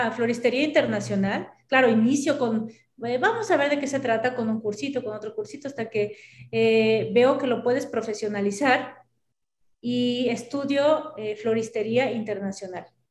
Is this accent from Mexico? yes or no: yes; Mexico; así somos los mexicanos